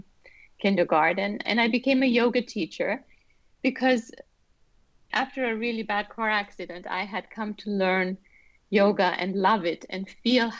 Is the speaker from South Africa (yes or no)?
no; Vienna, Austria; also born or lived in Iran / New Zealand / China; now in United States; So I was born in Iran, and we moved to Austria when I was four. And I grew up in Vienna, which is a musical city